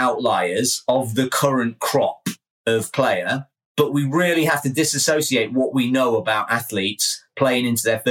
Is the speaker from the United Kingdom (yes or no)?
yes; England, United Kingdom; I'm English